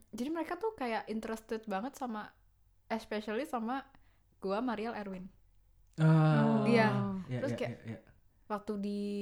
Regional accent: Indonesia; now in Germany; gue tuh dari Indonesia

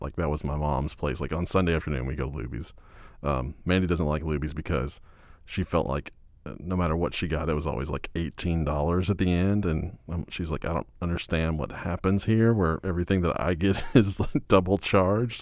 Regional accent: Fort Worth, Texas, United States; I grew up in Fort Worth

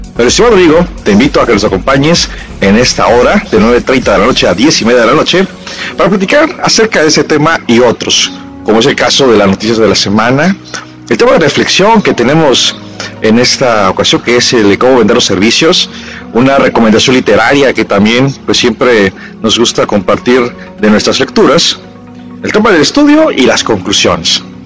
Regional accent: Mexico; como buenos mexicanos

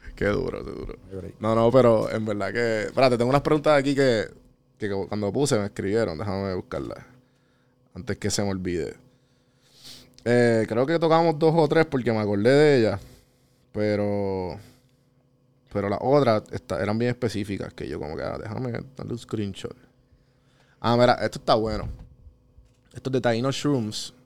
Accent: Puerto Rico

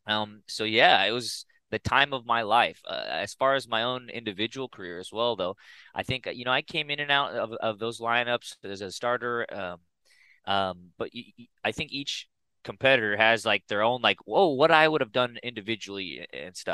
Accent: Pasadena, California, United States; moved away as an adult; also born or lived in Corvallis, Oregon; My whole life, I grew up in Pasadena

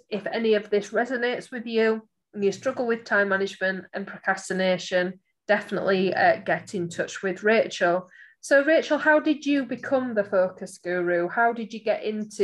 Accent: Barnsley, Yorkshire and the Humber, United Kingdom; I am from Barnsley, guys, as you know, listening to this podcast series, I do shorten my words

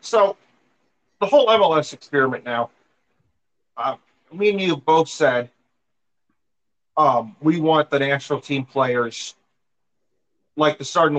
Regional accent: St. Louis, Missouri, United States; LA gets annoyed with how much I love my hometown.

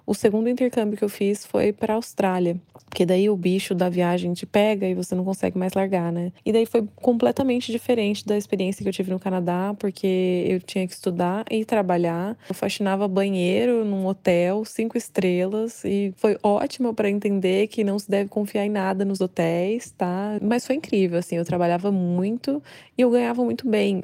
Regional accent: Carmo de Minas, Minas Gerais, Brazil; Eu sou de Carmo de Minas, Minas Gerais, no sul de Minas, uma cidade bem petitinha.

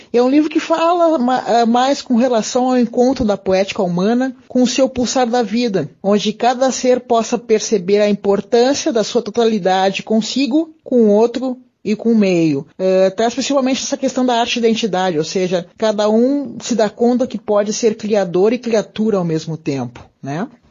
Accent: Porto Alegre, Rio Grande do Sul, Brazil; Eu sou natural de Porto Alegre

